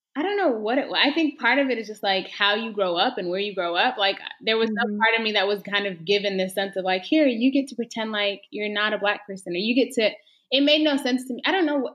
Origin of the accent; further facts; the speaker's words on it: Texas, United States; I was born and raised in Texas